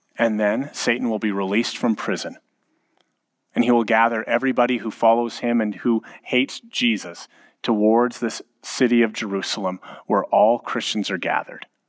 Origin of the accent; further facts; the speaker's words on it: Edmonton, Alberta, Canada; both of us, having been born and raised in Edmonton